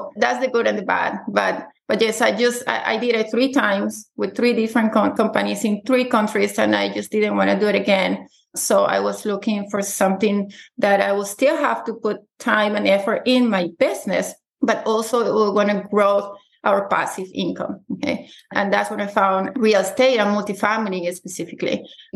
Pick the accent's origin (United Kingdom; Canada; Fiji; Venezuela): Venezuela; moved away as an adult; now in United States; I'm originally from Venezuela.